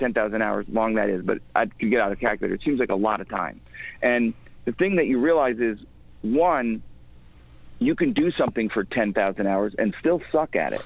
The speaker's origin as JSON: {"language": "English", "area": "outside of Chicago", "region": "Illinois", "country": "United States", "tie": "born or raised there", "also_born_or_lived": "New York", "moved": "yes", "lives_now": "Connecticut, United States", "said": "I grew up outside of Chicago, and then I was living in New York for a long time. And then I moved to Connecticut"}